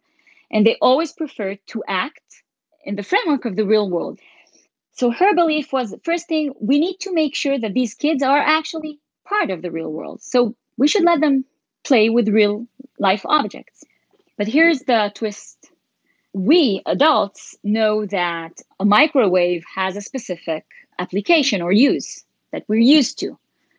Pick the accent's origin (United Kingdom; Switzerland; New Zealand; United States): Switzerland; English is a second language; I grew up in Switzerland as part of my childhood